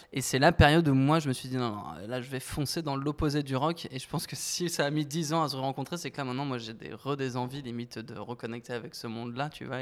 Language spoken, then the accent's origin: French; Paris, Île-de-France, France; also born or lived in Flayosc, Provence; Je suis parisien, euh, cent pour cent. Je suis né dans le sud, quand même. Je suis né à Draguignan